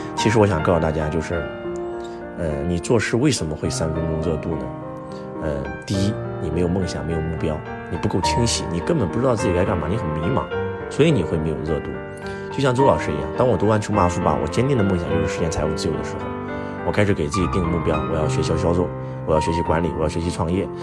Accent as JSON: {"language": "Chinese", "country": "China", "said": "我们中国人讲中庸之道"}